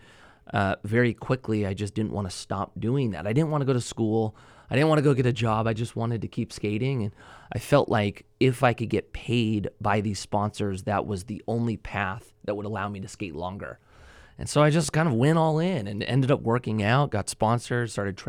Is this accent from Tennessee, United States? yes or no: no; Newbury Park, California, United States; Okay, so I grew up, up the grade. Newbury Park is where I grew up. I started skating late 90s, so I was probably 13 years old.